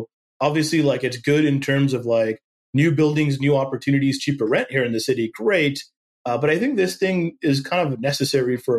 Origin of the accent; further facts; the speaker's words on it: Silicon Valley, California, United States; even growing up in Silicon Valley, you didn't immediately have like a network. Like, I don't know, like a bunch of VCs just from growing up here